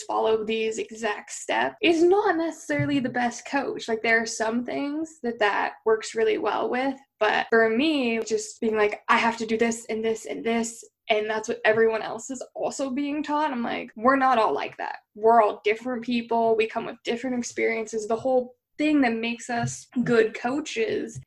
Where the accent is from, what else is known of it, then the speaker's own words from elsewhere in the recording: Eugene, Oregon, United States; moved away; Nike was born in my hometown